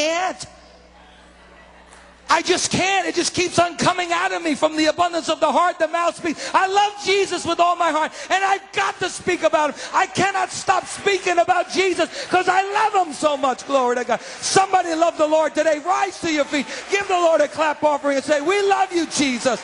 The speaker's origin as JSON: {"language": "English", "region": "New York", "country": "United States", "said": "I'm a Giant bandwagoner all the way because I'm a New Yorker"}